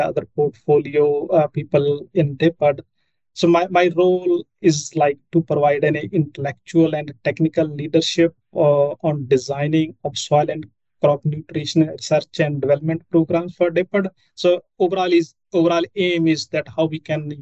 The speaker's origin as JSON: {"language": "English", "area": "rural northwestern India", "region": "Punjab", "country": "India", "tie": "born or raised there", "moved": "as an adult", "lives_now": "Northam, Australia", "said": "I've grown up in rural northwestern part of India, and I belong to a farming family"}